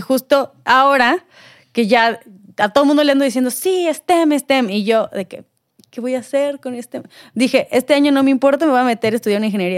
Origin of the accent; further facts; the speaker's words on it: Mexico; nosotros aquí en México